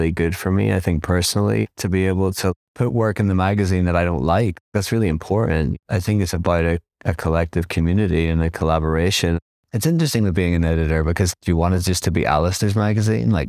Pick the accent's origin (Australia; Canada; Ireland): Ireland; also born or lived in Nottingham / London; now in New York, United States; But because I came from Ireland, then Nottingham, then London, then New York, I'm no more English listen, I am American. It's like I'm Irish and it's just like it's a different thing.